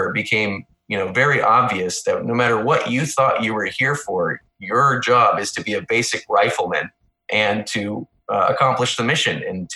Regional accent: Missouri, United States; moved away as an adult; now in near Washington, D.C., United States; I'm from Missouri originally.

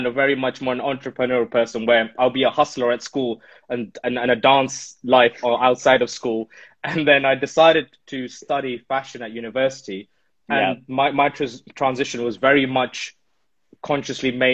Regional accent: Delhi, India; now in United Kingdom; growing up in Delhi, 90s nostalgic stuff

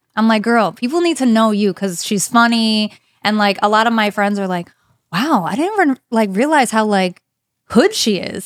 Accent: New Jersey, United States; also born or lived in Broward County, Florida; now in South Florida, United States; I'm from New Jersey.

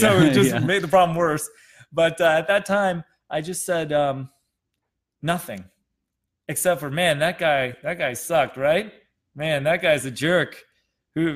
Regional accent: Wisconsin, United States; moved away; I'm from Wisconsin.

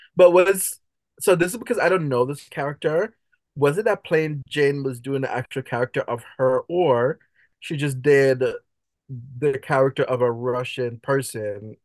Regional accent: Jamaica; I'm Jamaican.

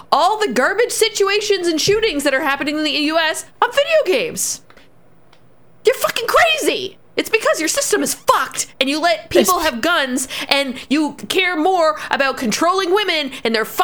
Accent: Canada; We as Canadian

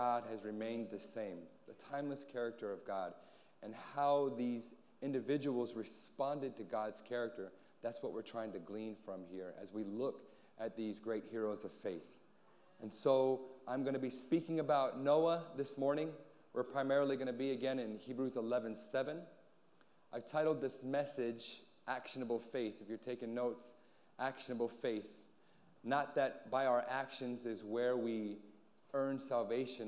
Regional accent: Anchorage, Alaska, United States; also born or lived in San Antonio; now in Guam; I hail from Anchorage, Alaska

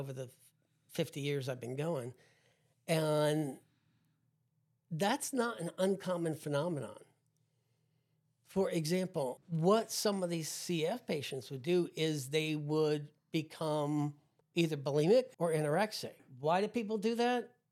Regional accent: New Jersey, United States; growing up in New Jersey

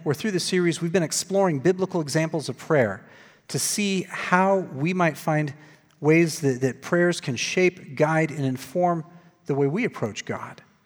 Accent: Glendale, Arizona, United States; I was working at the church that I grew up in in Glendale, Arizona

